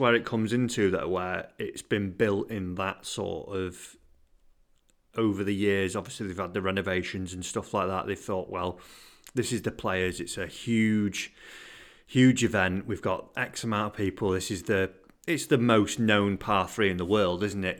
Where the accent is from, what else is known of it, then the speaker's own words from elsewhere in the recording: England, United Kingdom; being an Englishman